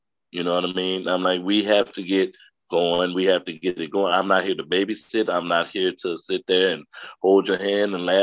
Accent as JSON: {"language": "English", "town": "Madison", "region": "Wisconsin", "country": "United States", "tie": "born or raised there", "also_born_or_lived": "Chicago, Illinois", "said": "I was born in Chicago, but I lived out here in Madison like the majority of my life, graduated from Madison East in 1996"}